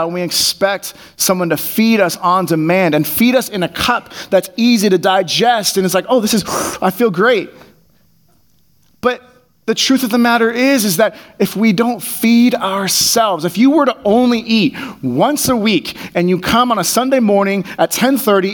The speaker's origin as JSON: {"language": "English", "area": "Bay Area", "region": "California", "country": "United States", "tie": "born or raised there", "said": "I grew up in the Bay Area."}